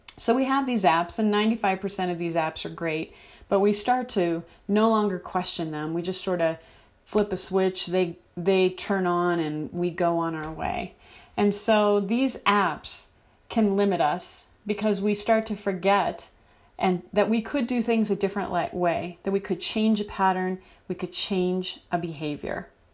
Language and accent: English; United States; as American citizens